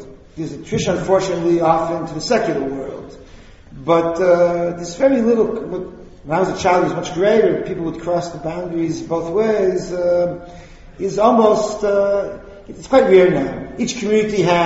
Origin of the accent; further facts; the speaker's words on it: United States; now in Israel; I grew up a few blocks from here